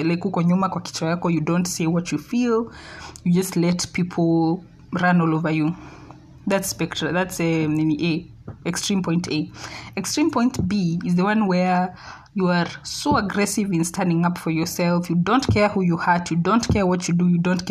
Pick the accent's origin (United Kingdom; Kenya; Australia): Kenya; as a child, as a Kenyan child